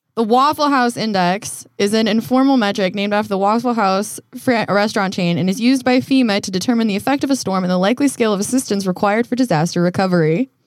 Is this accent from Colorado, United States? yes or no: yes; Colorado, United States; also born or lived in Canada; now in Los Angeles, United States; I grew up in Colorado